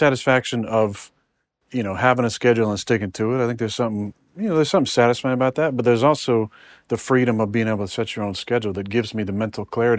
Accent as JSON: {"language": "English", "region": "California", "country": "United States", "said": "Yeah, I'm from California."}